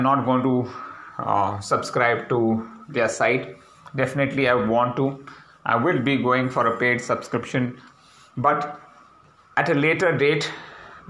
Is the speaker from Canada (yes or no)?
no; India; My first reaction as an Indian